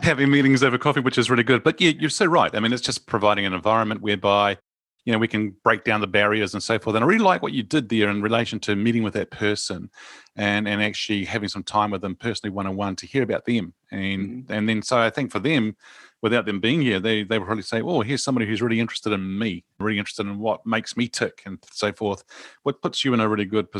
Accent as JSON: {"language": "English", "country": "New Zealand", "said": "I'm a Kiwi"}